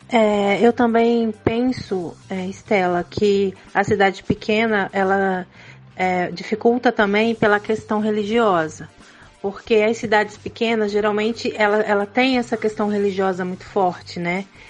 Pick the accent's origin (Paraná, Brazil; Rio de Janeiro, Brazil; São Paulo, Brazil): São Paulo, Brazil; moved away; Eu sou paulista, então eu venho de um grande centro